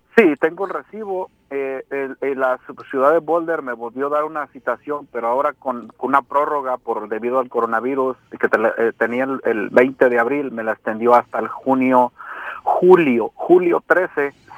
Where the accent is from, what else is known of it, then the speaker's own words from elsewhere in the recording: Mexico; now in Colorado, United States; amo mi tierra, pero hay que cambiar como gente en México